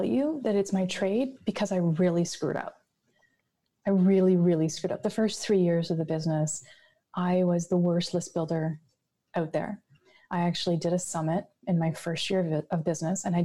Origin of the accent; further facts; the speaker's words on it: Canada; I'm Canadian, there's snow.